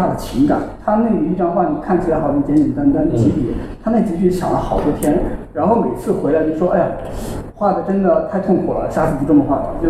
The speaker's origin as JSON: {"language": "Chinese", "region": "Hunan", "country": "China", "said": "我为什么要限制我自己的身份呢？为什么说我是湖南人，我是中国人，我是亚洲人？"}